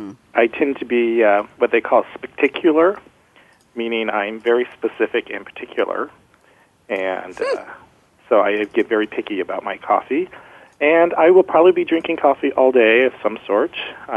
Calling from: Santa Clara, California, United States; I'm calling from Santa Clara, California

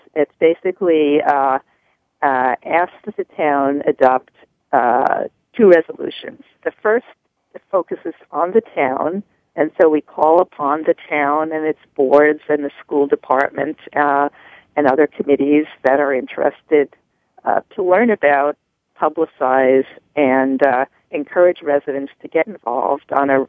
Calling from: Sharon, Massachusetts, United States; Sharon, Massachusetts.

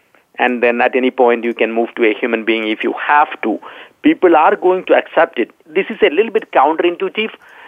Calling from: Dallas, Texas, United States; I'm in Dallas, Texas.

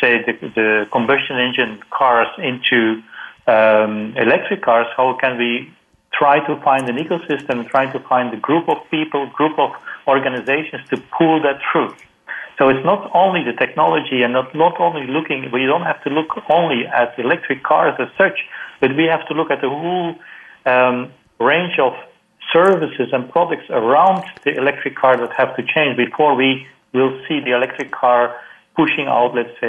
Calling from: Singapore; I'm calling from Singapore. It's almost midnight here.

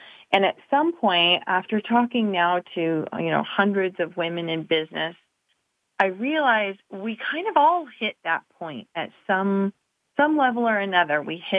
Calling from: Reno, Nevada, United States; I'm in Reno, Nevada.

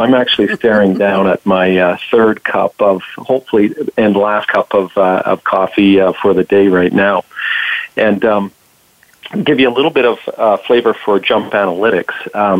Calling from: Toronto, Ontario, Canada; I'm calling from Toronto, up just north of the 49th parallel.

